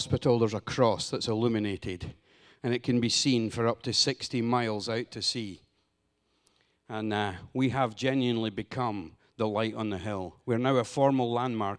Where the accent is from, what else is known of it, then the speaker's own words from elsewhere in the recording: Scotland, United Kingdom; now in Honduras; Here I am from Scotland in America